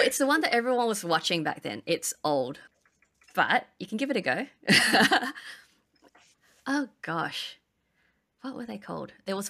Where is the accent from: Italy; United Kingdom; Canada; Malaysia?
Malaysia; we're from Malaysia, but my friends are from Penang, and their Hokkien's different as well.